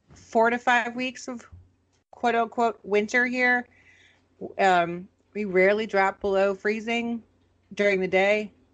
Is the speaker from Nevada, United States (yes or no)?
no; Minnesota, United States; I am a Minnesotan